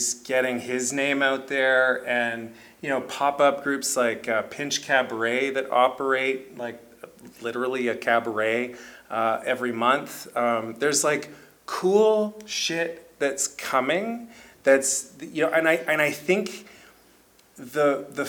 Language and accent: English; Kitchener, Ontario, Canada; I grew up here. I'm from Kitchener